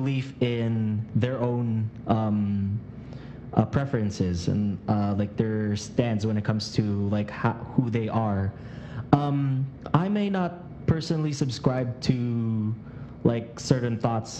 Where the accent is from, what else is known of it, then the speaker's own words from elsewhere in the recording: Philippines; also born or lived in United States; I was born in America, but I was raised here in the Philippines.